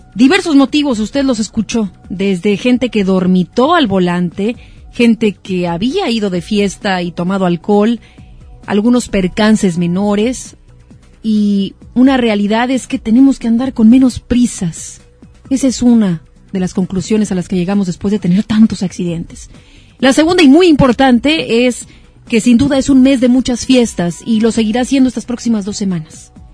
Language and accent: Spanish; Mexico; somos mexicanos